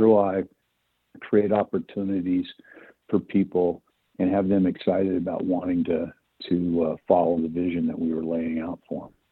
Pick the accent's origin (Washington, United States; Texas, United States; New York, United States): Washington, United States; Spokane; moved away as an adult; also born or lived in Southern California; I grew up in Spokane